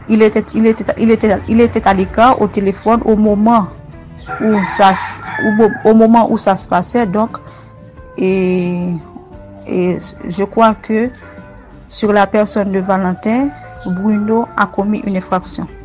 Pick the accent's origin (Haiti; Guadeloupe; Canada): Haiti; juriste de formation et je suis haïtienne.